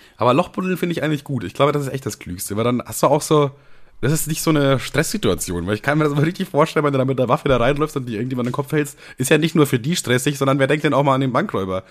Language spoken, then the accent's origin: German; Bavaria, Germany; ich komme ja selber aus Bayern